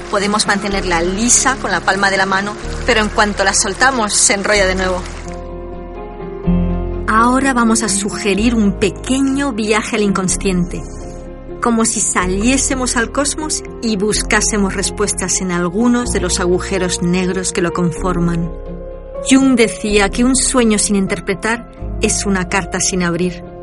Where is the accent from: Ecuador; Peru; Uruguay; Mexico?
Peru; Eh, yo soy peruana. En mi cultura le damos un significado, tenemos un significado para este sueño.